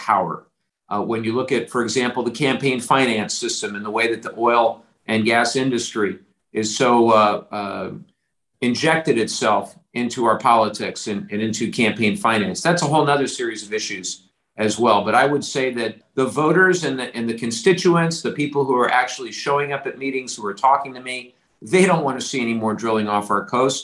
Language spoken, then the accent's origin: English; Orange County, California, United States; growing up in Orange County